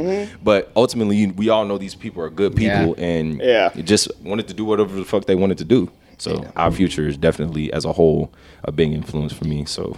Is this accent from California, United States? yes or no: yes; Compton, California, United States; also born or lived in Hawthorne / Colorado / Nevada; now in Long Beach, United States; But yeah, I was raised in Compton, fucking Hawthorne, Colorado, like